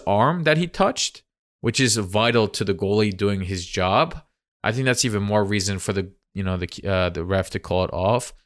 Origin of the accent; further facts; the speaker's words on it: Giresun, Turkey; I am from Gerasund